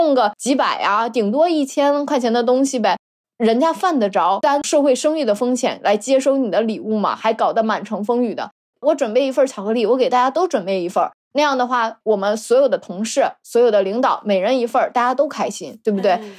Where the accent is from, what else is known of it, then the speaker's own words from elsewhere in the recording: Northeast China, China; accent: Northeastern Mandarin; 不嘎式，我是我们东北话，是不舍得。